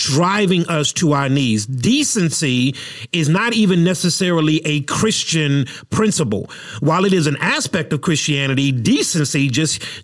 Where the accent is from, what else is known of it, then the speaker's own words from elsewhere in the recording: United States; as an American